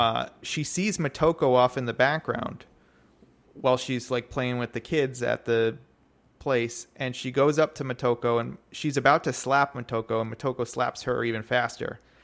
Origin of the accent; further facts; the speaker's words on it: United States; as an American